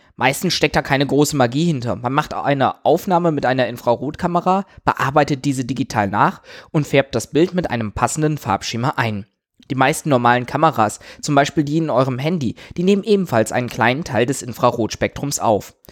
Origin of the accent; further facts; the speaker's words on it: Germany; Bei uns in Deutschland